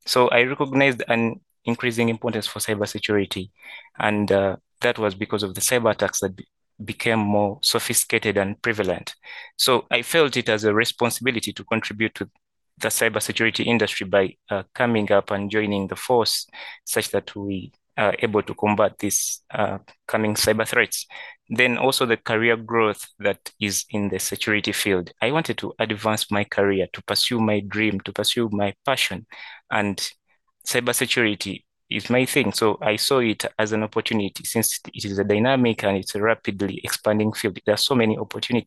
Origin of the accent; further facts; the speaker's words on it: Kampala, Central Region, Uganda; from Kampala, Uganda